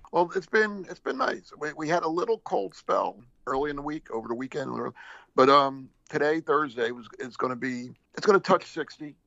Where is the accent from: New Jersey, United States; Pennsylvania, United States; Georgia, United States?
New Jersey, United States; moved away; I grew up in Jersey, you know, so I went to the Jersey Shore all the time